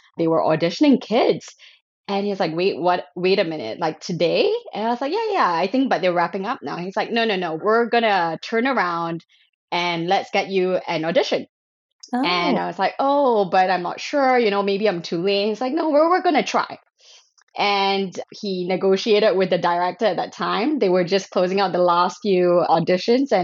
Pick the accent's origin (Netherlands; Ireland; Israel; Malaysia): Malaysia; I grew up in Malaysia.